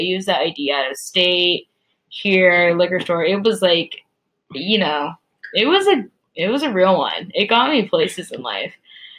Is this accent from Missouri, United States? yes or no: no; Salt Lake City, Utah, United States; born or raised there; also born or lived in Malaysia